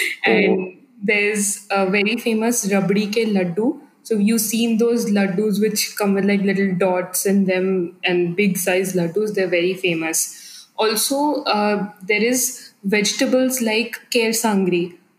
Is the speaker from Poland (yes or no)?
no; Jodhpur, Rajasthan, India; moved away; also born or lived in Delhi; So, I am from Jodhpur in Rajasthan.